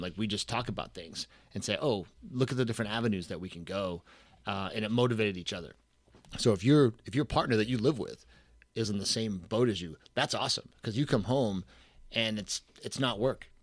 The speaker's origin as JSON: {"language": "English", "town": "Boston", "region": "Massachusetts", "country": "United States", "said": "I'm from the Boston area"}